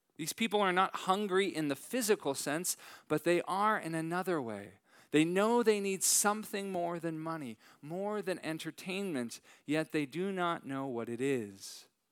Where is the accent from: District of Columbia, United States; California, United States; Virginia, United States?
California, United States; San Francisco Bay Area, Northern; moved away; I am originally from Northern California